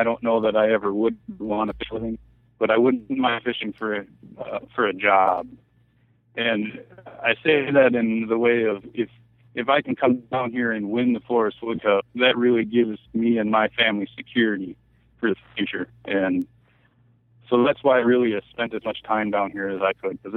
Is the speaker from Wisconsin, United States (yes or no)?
yes; Green Bay, Wisconsin, United States; I grew up in basically in Green Bay, Wisconsin. I currently live just outside of Green Bay.